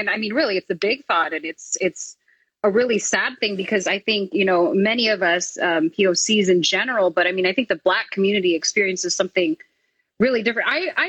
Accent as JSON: {"language": "English", "country": "Philippines", "said": "Because as a Filipino myself"}